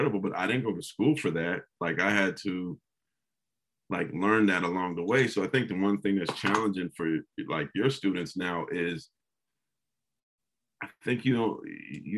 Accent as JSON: {"language": "English", "town": "San Jose", "region": "California", "country": "United States", "tie": "born or raised there", "said": "Growing up in San Jose"}